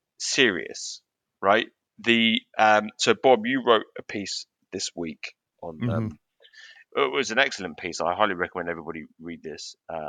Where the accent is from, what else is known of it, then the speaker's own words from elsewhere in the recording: United Kingdom; As the Brit on the podcast, I feel like I'm no royalist.